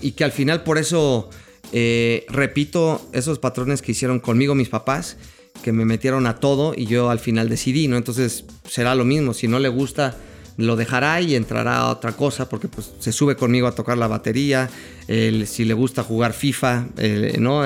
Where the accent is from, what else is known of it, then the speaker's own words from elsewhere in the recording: Mexico; nosotros los mexicanos